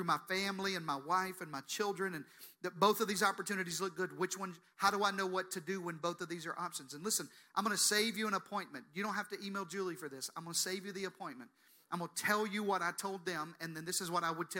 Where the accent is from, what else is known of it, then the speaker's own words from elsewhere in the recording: the South, United States; I'm from the South, so we say things like this